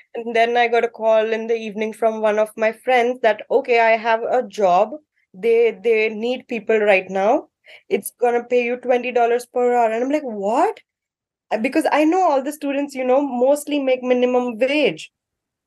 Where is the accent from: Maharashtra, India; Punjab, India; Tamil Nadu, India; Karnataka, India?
Maharashtra, India; Mumbai; moved away as an adult; now in Ottawa, Canada; I am from Mumbai, the city that never sleeps